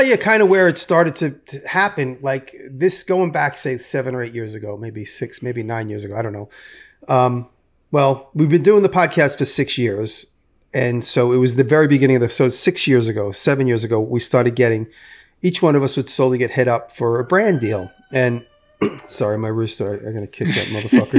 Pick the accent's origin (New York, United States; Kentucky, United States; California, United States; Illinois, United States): New York, United States; New York City; also born or lived in Manhattan; I grew up in and around New York City.